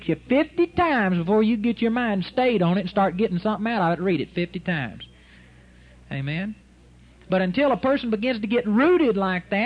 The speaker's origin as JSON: {"language": "English", "town": "Arlington", "region": "Texas", "country": "United States", "tie": "born or raised there", "said": "in my mother's yard where I grew up in Arlington, Texas"}